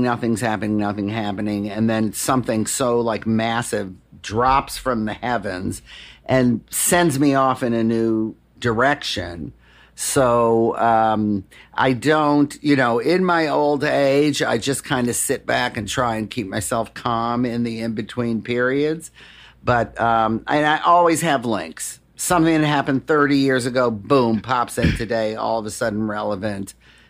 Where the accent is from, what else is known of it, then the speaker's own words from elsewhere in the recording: Detroit, Michigan, United States; Music in Detroit saved me. My mom passed away when I was pretty young.